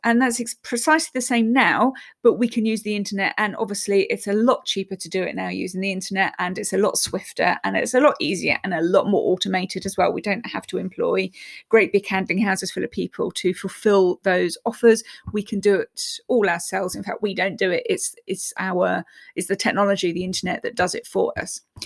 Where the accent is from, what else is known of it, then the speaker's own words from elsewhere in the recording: England, United Kingdom; I'm English